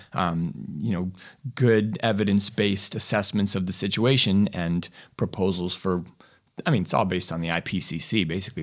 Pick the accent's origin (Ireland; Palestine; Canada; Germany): Canada; I'm from Canada